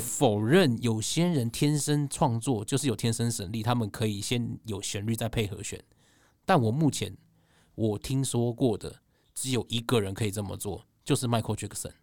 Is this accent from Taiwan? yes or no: yes; Taipei, Taiwan; 我是台北人